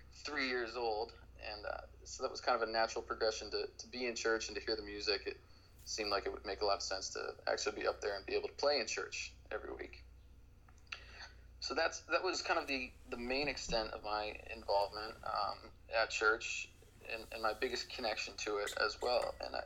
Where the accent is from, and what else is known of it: Boston, Massachusetts, United States; born or raised there; also born or lived in New York City